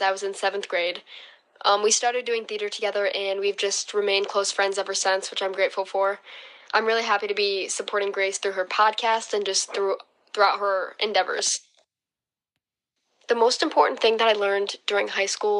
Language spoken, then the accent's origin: English; Holland, Michigan, United States; I'm going to Hope College, which is in Holland, Michigan, my hometown